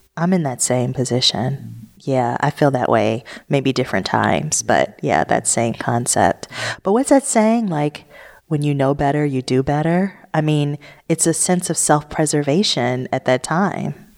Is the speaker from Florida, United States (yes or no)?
no; Detroit, Michigan, United States; I grew up in Detroit where it was ninety-nine point nine percent black.